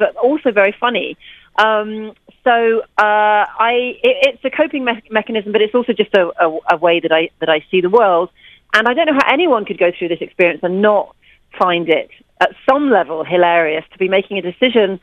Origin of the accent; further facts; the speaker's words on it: London, United Kingdom; moved away as an adult; now in New York, United States; I'm a British journalist living in New York. I emigrated from London when I was 31